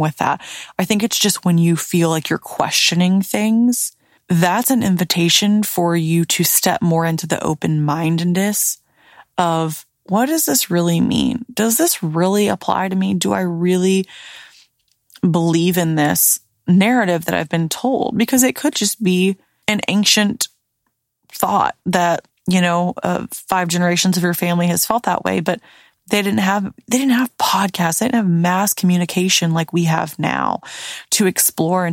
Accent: the South, United States; now in Florida, United States; Growing up in the South

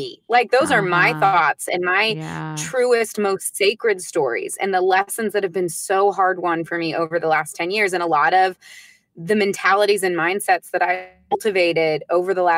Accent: United States; first language English; I'm American. I speak English as my first language

